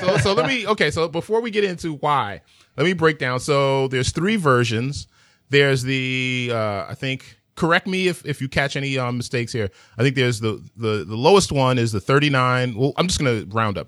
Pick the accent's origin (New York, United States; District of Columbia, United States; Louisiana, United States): New York, United States; New York City; I'm from Manhattan